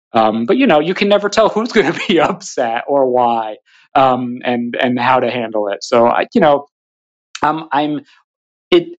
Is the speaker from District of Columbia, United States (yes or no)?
no; Hudson, New York, United States; moved away as an adult; now in New York City, United States; I'm actually calling from Hudson, New York, um, where I grew up.